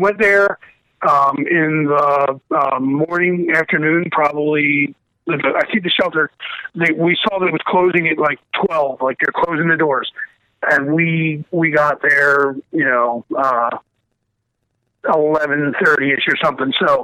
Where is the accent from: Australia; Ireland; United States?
United States; Baltimore, Maryland; now in Florida, United States; we grew up in Baltimore, Maryland. So you know, that's a lot different than Florida